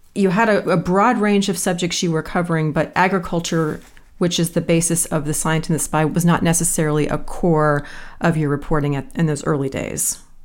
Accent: Midwest, United States; born or raised there

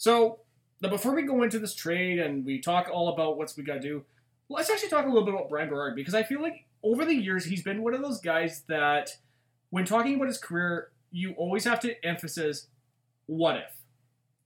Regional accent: Canada; we're Canadian

